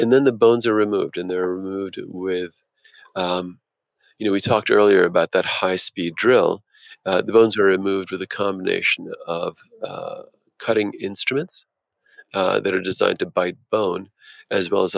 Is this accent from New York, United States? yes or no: no; New Jersey, United States; now in Philadelphia, United States; I grew up in North Jersey, the child of two blue-collar parents